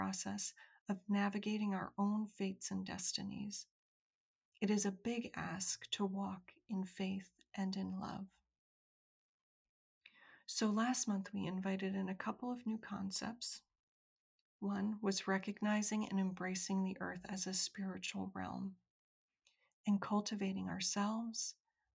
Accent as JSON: {"language": "English", "country": "United States", "said": "I'm an American woman"}